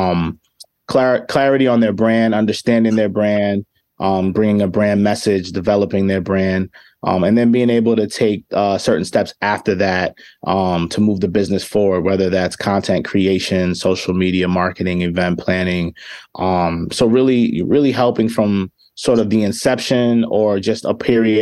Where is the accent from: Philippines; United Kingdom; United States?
United States; New York City, New York; also born or lived in Chicago; now in Rochester, United States; I'm originally from the Bronx